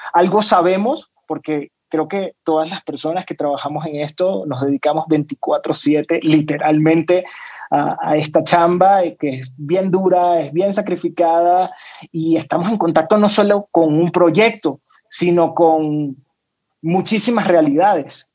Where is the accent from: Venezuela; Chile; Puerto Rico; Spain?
Venezuela; Caracas, Capital District; moved away as an adult; now in Mexico; soy venezolano, ya tengo seis años viviendo en México